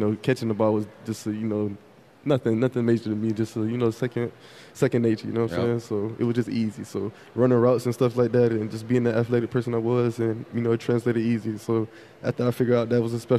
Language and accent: English; Fort Lauderdale, Florida, United States; I'm from Fort Lauderdale